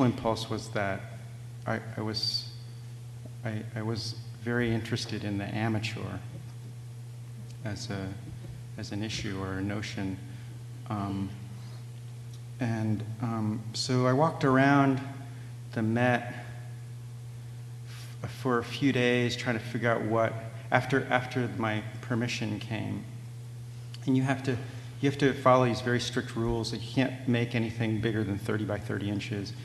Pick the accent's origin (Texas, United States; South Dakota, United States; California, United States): California, United States; San Diego; moved away; my hometown museum in La Jolla